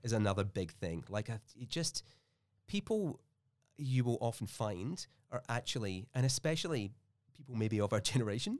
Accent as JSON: {"language": "English", "region": "Scotland", "country": "United Kingdom", "also_born_or_lived": "Melbourne, Australia", "moved": "yes", "lives_now": "Australia", "said": "had this classic immigrant dilemma where we're both from Scotland and we're, like, over here"}